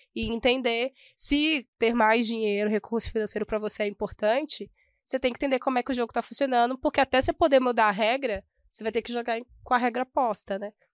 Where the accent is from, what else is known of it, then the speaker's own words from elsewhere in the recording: Minas Gerais, Brazil; como uma boa mineira